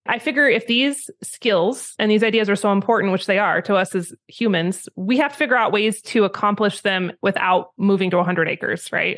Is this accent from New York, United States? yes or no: no; Idaho, United States; moved away as an adult; also born or lived in Wyoming; I was raised in Idaho, and then I moved to Wyoming when I was eighteen to go to college